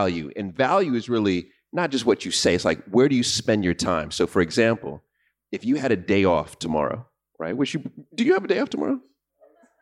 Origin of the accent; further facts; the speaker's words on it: New York, United States; I'm from New York